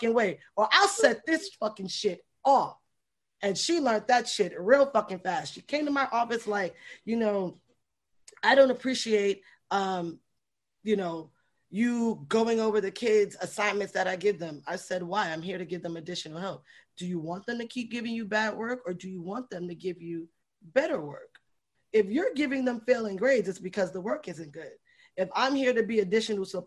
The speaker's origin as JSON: {"language": "English", "town": "New York City", "region": "New York", "country": "United States", "said": "I'm just from 4 train stops going further into the Bronx."}